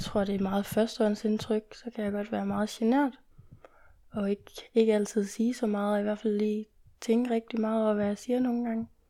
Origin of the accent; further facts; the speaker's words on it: Jutland, Denmark; når vi kommer fra Jylland, fra en lidt mindre